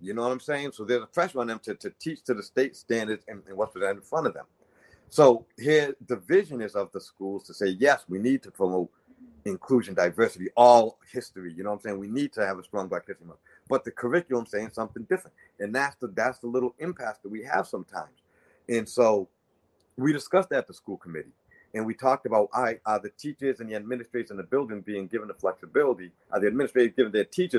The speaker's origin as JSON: {"language": "English", "town": "New Bedford", "region": "Massachusetts", "country": "United States", "tie": "born or raised there", "said": "I appreciate the citizens of New Bedford, Massachusetts. I'm one of you guys, born and raised in Brickenwood"}